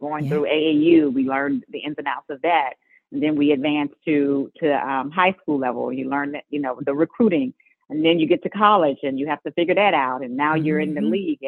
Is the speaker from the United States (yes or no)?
yes; Garland, Texas, United States; we are from Garland, Texas